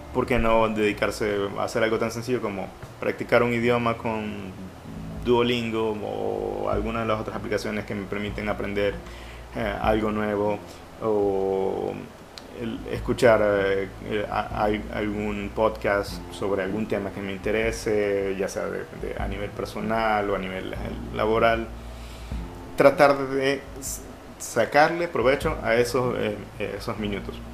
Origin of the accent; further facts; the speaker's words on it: Ecuador; como ecuatorianos